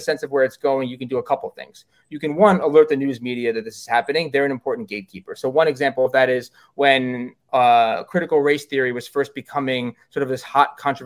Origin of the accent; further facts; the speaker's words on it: New York, United States; I'm a New Yorker